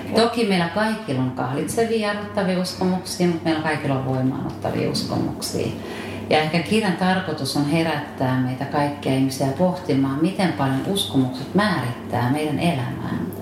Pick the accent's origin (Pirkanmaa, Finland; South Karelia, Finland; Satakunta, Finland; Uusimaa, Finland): Satakunta, Finland; mä olen satakunnasta kotoisin